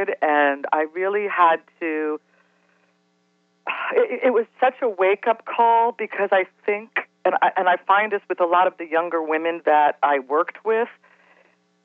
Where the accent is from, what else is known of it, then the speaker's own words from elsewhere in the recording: Cincinnati, Ohio, United States; I grew up in Cincinnati